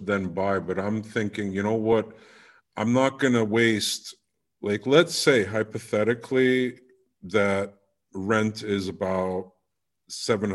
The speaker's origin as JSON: {"language": "English", "country": "United Kingdom", "said": "As being a Brit"}